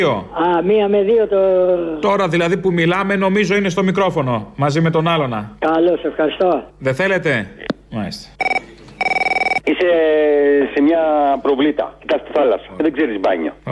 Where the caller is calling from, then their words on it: Menidi, Attica, Greece; από το Μενίδη.